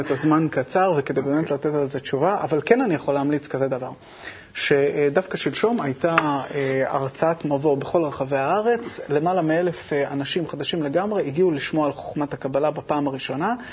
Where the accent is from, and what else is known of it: Israel; born there